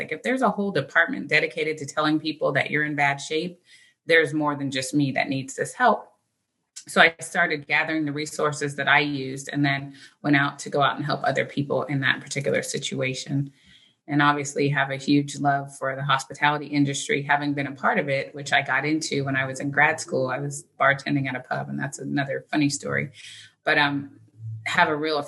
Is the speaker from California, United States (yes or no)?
yes; California, United States; also born or lived in Philadelphia; I was born in Philadelphia, but I was raised in California